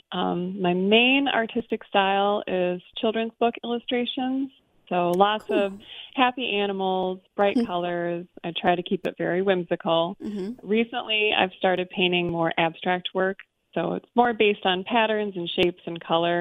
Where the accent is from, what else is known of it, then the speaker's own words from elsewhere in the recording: Lansing, Michigan, United States; moved away as an adult; now in Kalamazoo, United States; I am from the Lansing area